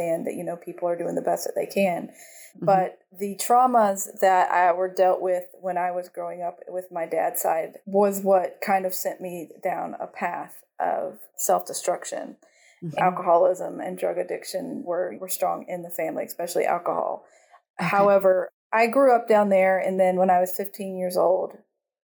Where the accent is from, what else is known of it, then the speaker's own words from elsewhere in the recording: North Carolina, United States; also born or lived in Georgia; now in Costa Rica; I grew up in North Carolina and a little bit in Georgia